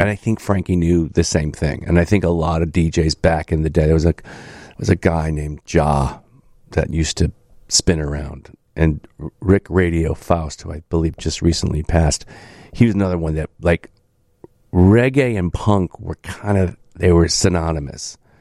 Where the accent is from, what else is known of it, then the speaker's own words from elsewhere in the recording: Chicago, Illinois, United States; also born or lived in Carbondale; my upbring, my upbringing on the South Side